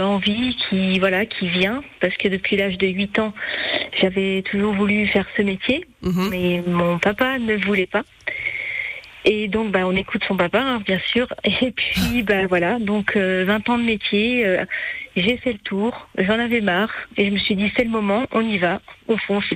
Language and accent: French; Angers, Pays de la Loire, France; je suis de Angers, dans le Maine-et-Loire